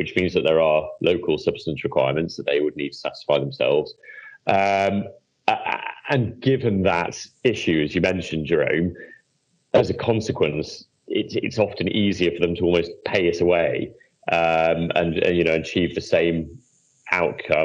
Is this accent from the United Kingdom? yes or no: yes; United Kingdom; as a British person who's been heavily involved in MIFID